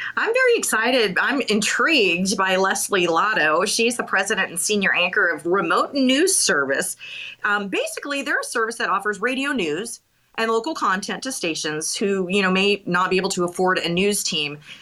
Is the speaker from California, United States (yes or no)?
no; Bozeman, Montana, United States; I'm from Bozeman. So, um, oh. yeah, I'm a Bobcat girl.